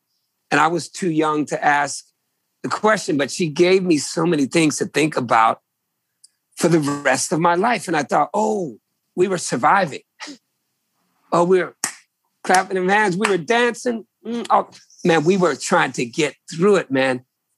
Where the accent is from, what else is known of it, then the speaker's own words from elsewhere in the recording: Virginia, United States; I come from Virginia people, man. I am a Virginian, brother.